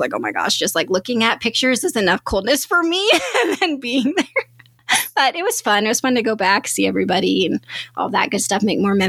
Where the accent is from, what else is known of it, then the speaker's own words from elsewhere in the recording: Wyoming, United States; now in Arizona, United States; I grew up in Wyoming.